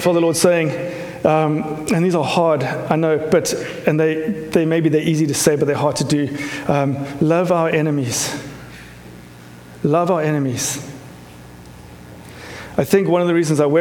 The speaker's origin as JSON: {"language": "English", "country": "South Africa", "tie": "born or raised there", "moved": "yes", "said": "my growing up in South Africa"}